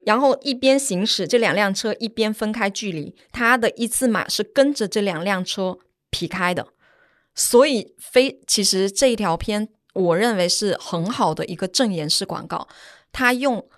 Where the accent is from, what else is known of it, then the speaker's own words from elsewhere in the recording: Guangdong, China; now in Shanghai, China; 我是广东人